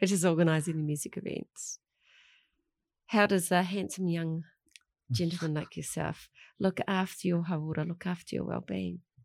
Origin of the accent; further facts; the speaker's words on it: Melbourne, Victoria, Australia; now in New Zealand; I grew up in Melbourne in, uh, a classroom of, uh, Chinese